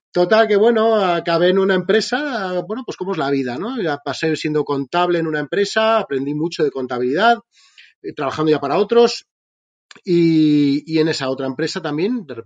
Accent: Spain; como bien dices, vengo de España, os, escucho mucho, siempre invitas a emprendedores de ahí de Latinoamérica

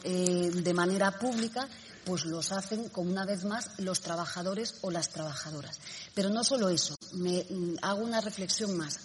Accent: Spain; en nuestro país

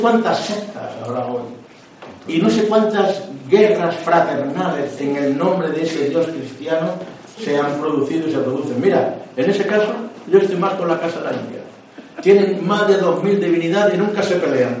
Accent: Córdoba, Andalusia, Spain; soy de Córdoba

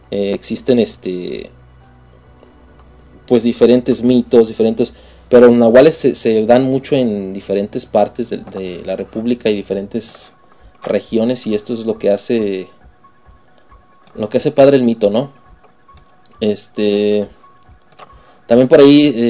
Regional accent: Mexico; que nos llevan más allá de la típica imagen que tienen muchas, muchas partes del mundo de nosotros como mexicanos

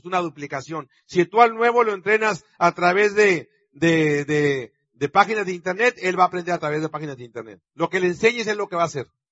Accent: Sonora, Mexico; yo como sonorense mexicano

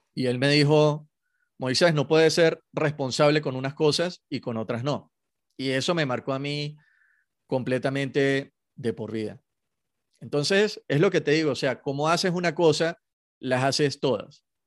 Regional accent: Venezuela; soy venezolano y, en Venezuela se juega mucho béisbol

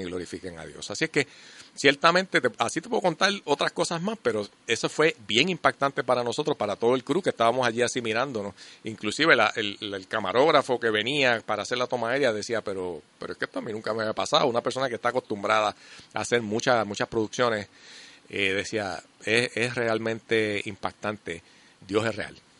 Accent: Puerto Rico; nosotros los puertorriqueños, puramente desde nuestra idiosincrasia

